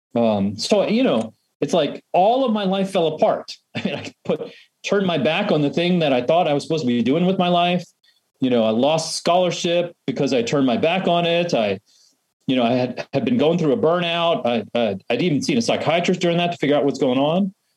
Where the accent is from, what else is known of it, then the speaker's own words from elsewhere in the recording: middle to northern New Jersey, United States; now in Washington, D.C., United States; I grew up in uh, middle to northern New Jersey